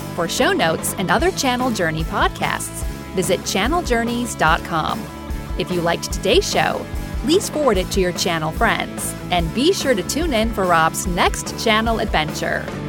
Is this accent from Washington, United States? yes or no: yes; Renton, Washington, United States; I'm from Renton, Washington, which you know is kind of on the outskirts of Seattle